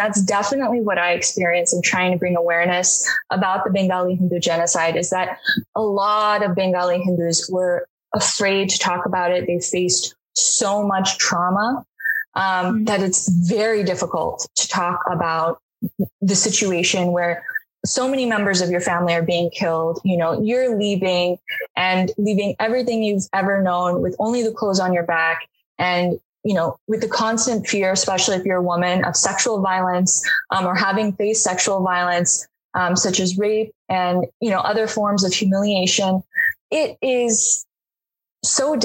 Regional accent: United States; as an American

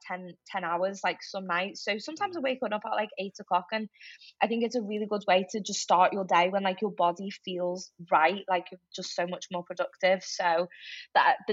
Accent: Liverpool, North West England, United Kingdom; moved away as an adult; also born or lived in Crosby; now in Manchester, United Kingdom; I am, if a lot of people probably tell from my accent, grew up in Liverpool

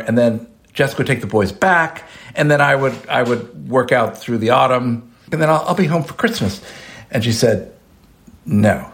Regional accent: United States; moved away; also born or lived in Lyon; as an American who didn't speak French

